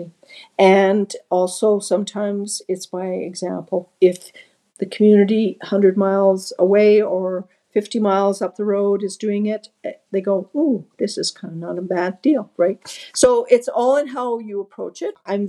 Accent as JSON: {"language": "English", "area": "Dovercourt Road", "region": "Alberta", "country": "Canada", "tie": "born or raised there", "also_born_or_lived": "Red Deer, Alberta", "said": "I was raised on the Dovercourt Road."}